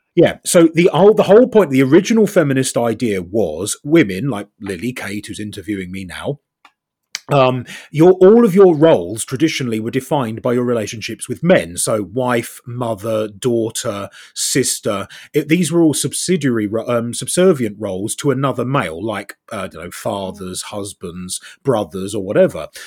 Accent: South East England, United Kingdom; now in North West England, United Kingdom; I'm originally from Southeast England. Now I live in the Northwest.

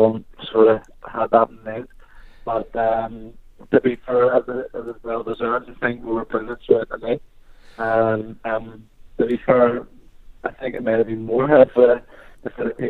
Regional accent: Northern Ireland, United Kingdom; moved away as an adult; now in Oxford, United Kingdom

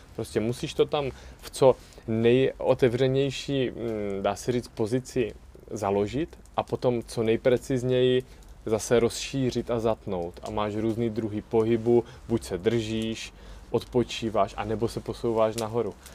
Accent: Brno, South Moravian Region, Czechia; jsem z Brna.

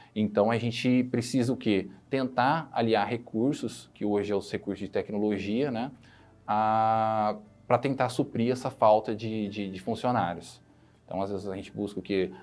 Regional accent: Ribeirão Preto, São Paulo, Brazil; now in Ribeirão Preto, Brazil; Depois fui para Ribeirão Preto, minha cidade é onde eu nasci, fui criado e nasci

